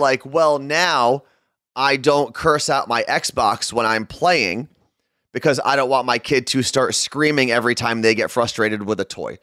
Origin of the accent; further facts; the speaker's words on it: Ridgewood, New Jersey, United States; also born or lived in Clifton, New Jersey / Jerusalem (family ancestry); we moved from Clifton to this house in Ridgewood